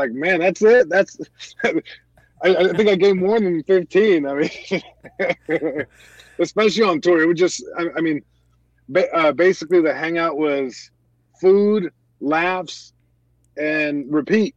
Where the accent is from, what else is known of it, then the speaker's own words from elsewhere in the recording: Long Beach, California, United States; I'm born and raised in Long Beach, California